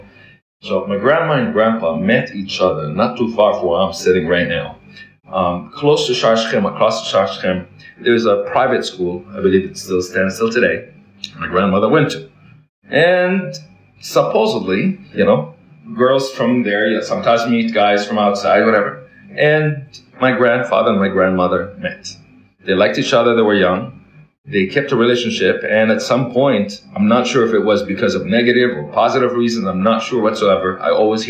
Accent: Kuwait; also born or lived in Canada / Toronto / Florida; now in Jerusalem, Israel; I was born in Kuwait, born and raised in Kuwait.

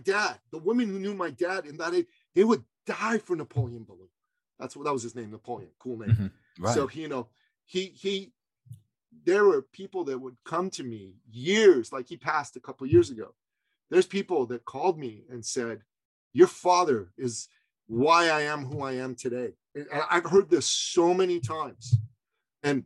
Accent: Iran; now in Canada; I grew up in Iran

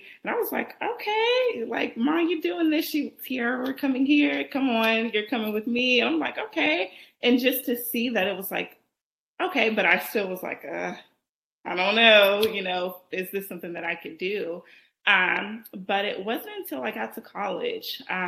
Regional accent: Columbus, Georgia, United States; I was born and raised in Columbus, Georgia. Most people don't even know where that is, but it's about 2 hours from Atlanta south.

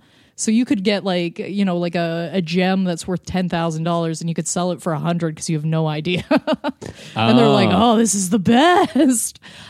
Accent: Lindsay, Ontario, Canada; moved away; I grew up in Lindsay, Ontario. Since I left Lindsay, Ontario, almost every new person I meet goes, what is going on here? Where are you from? What is this? I went over to England. They thought I was Australian. They thought I was Irish.

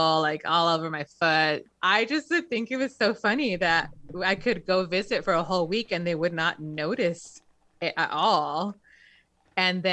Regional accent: Inglewood, California, United States; We grew up very poor in Inglewood, so like one of the poorest towns in the country

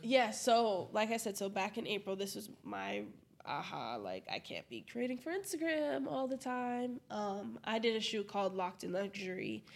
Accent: Brockton, Massachusetts, United States; moved away as an adult; now in Providence, United States; I love Brockton. I'm from Brockton. I'll rep Brockton until

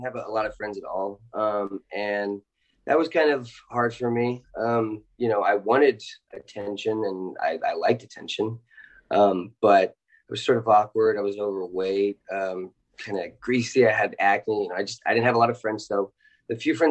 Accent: Los Angeles, California, United States; I'm from Los Angeles originally

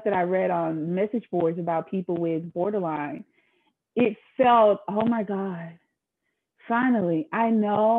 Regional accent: the South, United States; I grew up in the South

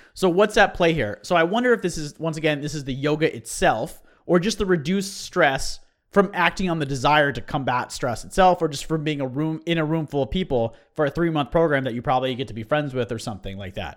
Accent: United States; as an American

